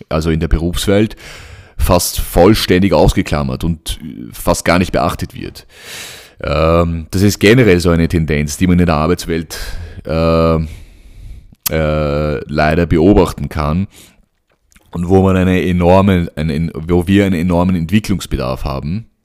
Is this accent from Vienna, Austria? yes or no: yes; Vienna, Austria; also born or lived in Cairo, Egypt; Äh, ich bin in Wien aufgewachsen. Ähm, als Sohn ägyptischer Eltern, habe in Wien, äh, bin in Wien zur Schule gegangen, aufgewachsen, in Kairo geboren